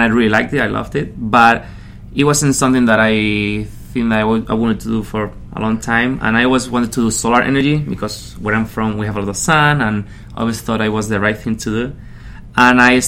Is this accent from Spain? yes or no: yes; Canary Islands, Spain; English is a second language; moved away as an adult; also born or lived in Madrid, Spain / Manhattan, Kansas, United States; now in United States; I was born and raised in the Canary Islands